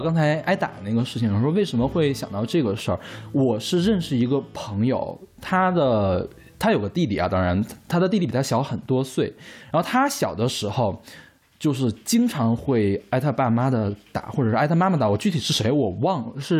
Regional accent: Northeast China, China; 我在东北长大的嘛，东北那边的计划生育是做的最好的，而且我妈妈是管计划生育工作的，所以我们那儿绝对不会有家里有两个小孩的这种状况。

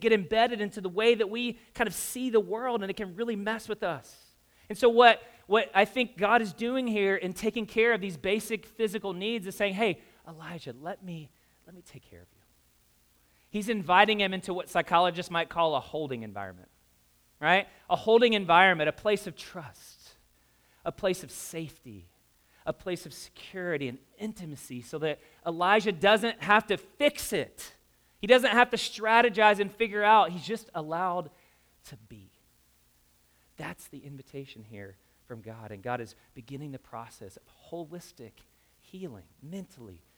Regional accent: the South, United States; I grew up in the South

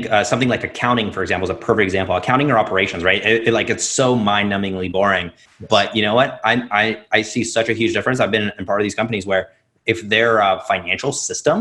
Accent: Russia; I grew up in Russia

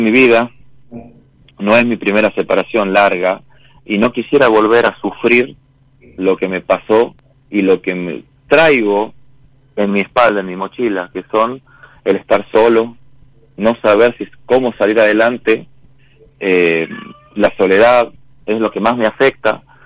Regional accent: San Miguel de Tucumán, Tucumán, Argentina; Soy de Tucumán

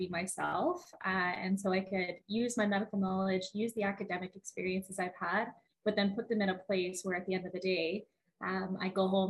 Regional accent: Edmonton, Alberta, Canada; now in Calgary, Canada; I grew up around Edmonton area

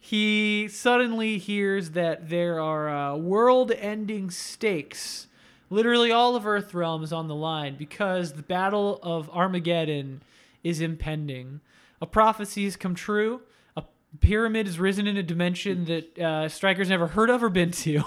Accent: Coral Springs, Florida, United States; my hometown of Coral Springs

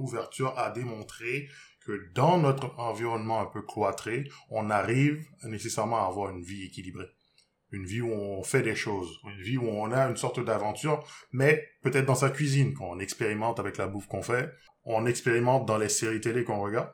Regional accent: Haiti; je viens d'Haïti

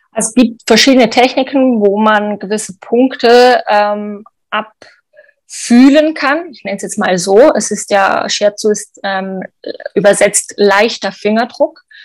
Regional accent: Switzerland; bei uns in der Schweiz

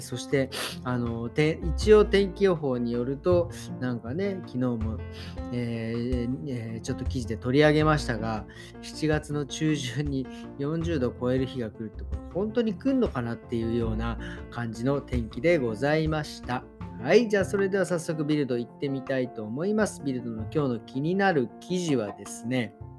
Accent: Tokyo, Japan; 僕東京ですけど

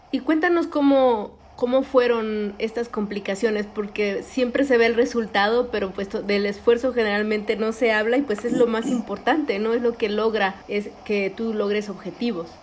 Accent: Mexico; lo pachanguero que somos los mexicanos

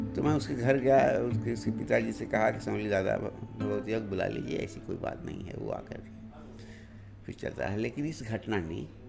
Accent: Sulemapur, Uttar Pradesh, India; moved away as an adult; also born or lived in Allahabad; now in Delhi, India; आजमगढ़ ज़िले में एक रिमोट गांव है सुलेमापुर पहले तो सड़क हमारे यहाँ से छः किलोमीटर दूर थी

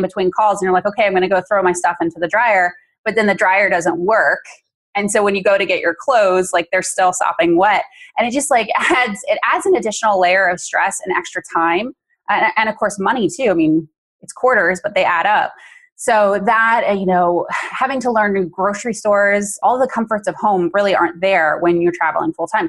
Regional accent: Texas, United States; also born or lived in Washington State; now in Washington, United States; I'm from Texas and my husband is from New Jersey and we live in Washington State.

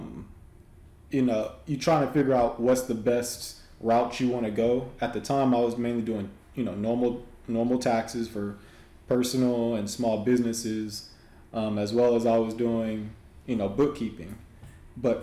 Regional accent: Los Angeles, California, United States; moved away as an adult; also born or lived in Houston; I'm originally from Southern California, so LA is where I'm originally from

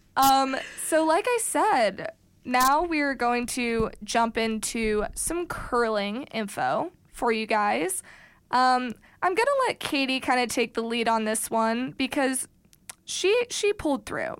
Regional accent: Missouri, United States; I'm originally from Missouri

